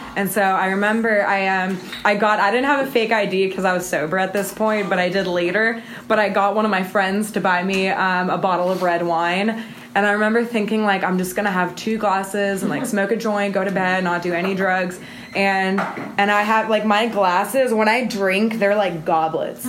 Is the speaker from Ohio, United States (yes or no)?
no; Missouri City, Texas, United States; I was born in Houston, um, in Missouri City, and I have a Mexican mom and then an American dad